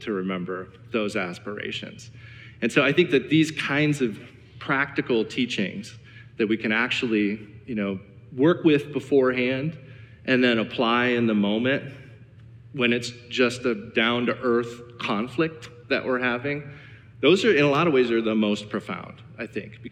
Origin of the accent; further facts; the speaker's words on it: Cleveland, Ohio, United States; I'm from Cleveland